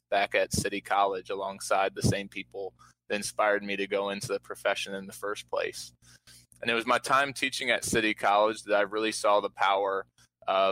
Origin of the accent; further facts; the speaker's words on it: Baltimore, Maryland, United States; I was born and raised here in Baltimore City